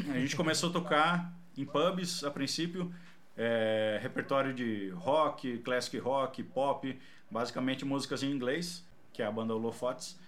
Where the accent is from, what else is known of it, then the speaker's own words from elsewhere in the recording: Paraná, Brazil; eu sou do Paraná